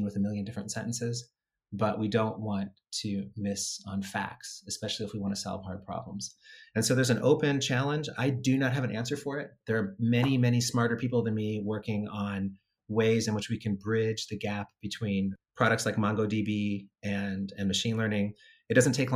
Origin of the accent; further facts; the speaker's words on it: Indiana, United States; Indiana, my home state